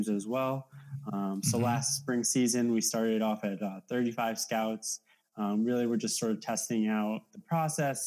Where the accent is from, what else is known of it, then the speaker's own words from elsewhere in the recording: Monroe, Connecticut, United States; I'm from Monroe, Connecticut